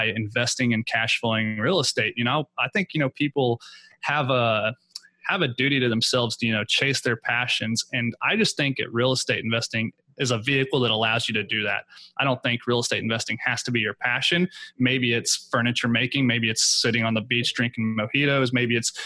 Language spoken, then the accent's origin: English; Oklahoma, United States; now in Houston, United States; I currently live in Houston, Texas. I'm from Oklahoma. That's my home market.